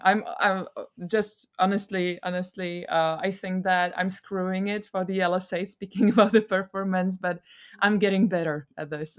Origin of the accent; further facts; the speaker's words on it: Czechia; I'm from Czech Republic